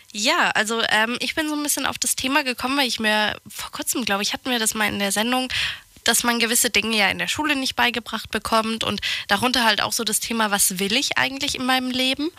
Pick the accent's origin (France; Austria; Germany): France; moved away; bei uns in, in Frankreich